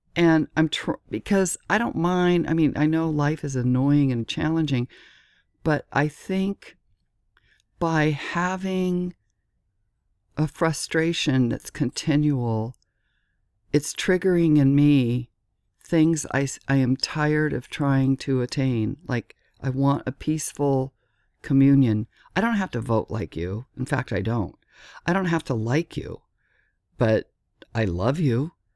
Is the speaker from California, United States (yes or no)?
yes; Southern California, United States; moved away as an adult; also born or lived in Laguna Beach, California; now in Miami, United States; I'm from California, Southern California, and lived in Laguna Beach on the beach